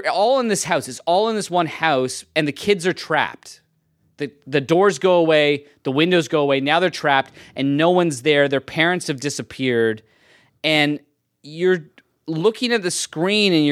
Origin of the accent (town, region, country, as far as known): Edmonton, Alberta, Canada; born or raised there